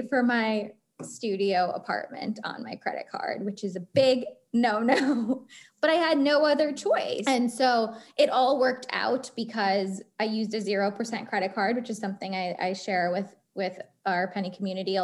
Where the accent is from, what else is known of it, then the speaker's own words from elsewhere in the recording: East Coast, United States; also born or lived in New York; now in Boston, United States; I grew up on the East Coast.